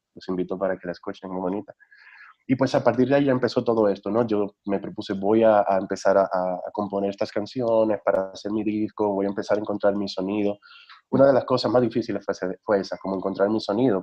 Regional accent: Dominican Republic; moved away as an adult; now in Mexico; en República Dominicana mis pesadillas eran de terremoto

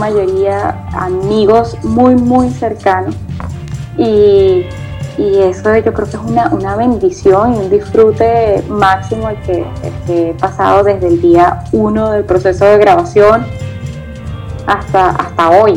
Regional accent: eastern Venezuela, Nueva Esparta, Venezuela; fue el joropo oriental. Eh, que es de donde yo soy

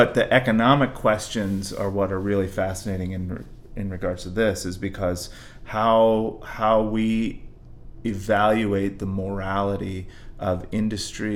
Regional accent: the West, United States; I come from the West, and I actually come from gun culture families

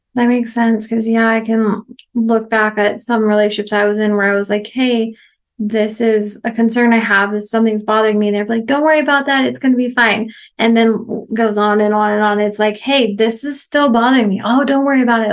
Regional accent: Oregon, United States; moved away as an adult; also born or lived in Missouri; now in Mexico; I was born and raised in Oregon

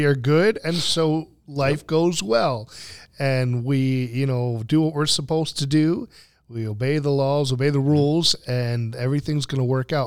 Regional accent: United States; I'm speaking as an American

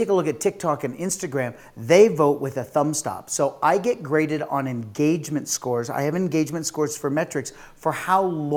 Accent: United States; I'm an American

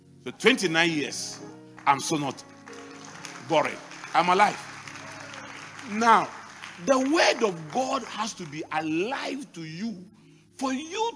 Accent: Mampong, Ghana; born or raised there

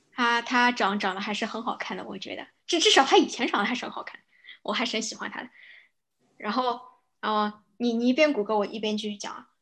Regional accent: Shanghai, China; accent: Shanghainese; 我怕我将来老年痴呆之后，我只会讲上海话

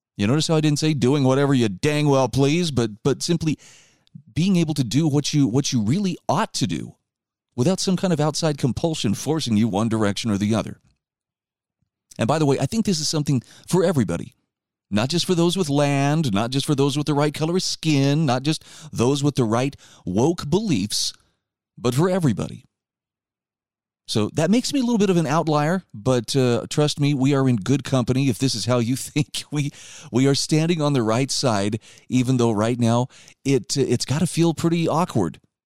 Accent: Utah, United States; my home state of Utah

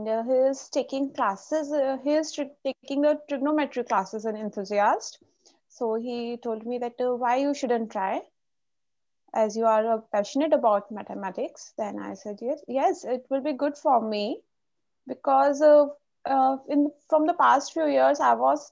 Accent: India; I'm from India

